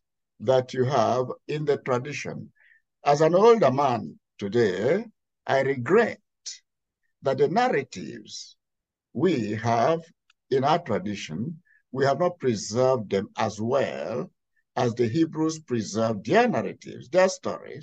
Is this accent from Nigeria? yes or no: yes; Nigeria; now in Pittsburgh, United States; I come from Nigeria.